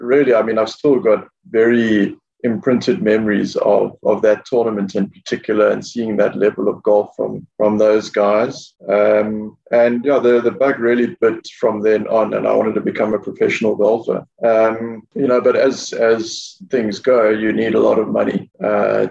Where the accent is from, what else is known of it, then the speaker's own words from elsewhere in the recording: Durban, KwaZulu-Natal, South Africa; moved away as an adult; now in Mauritius; I grew up in Durban